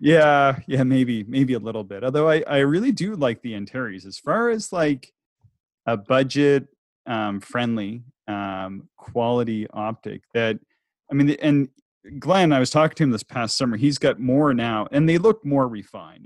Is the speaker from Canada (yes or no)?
yes; the Maritimes, Canada; I'm from the Maritimes and it's cloudy there much of the time